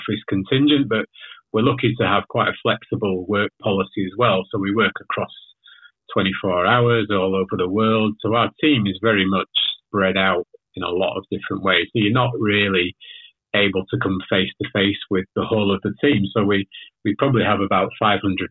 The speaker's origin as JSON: {"language": "English", "town": "Leeds", "region": "Yorkshire and the Humber", "country": "United Kingdom", "also_born_or_lived": "Manchester", "said": "I'm actually from the UK. So I'm from Leeds originally."}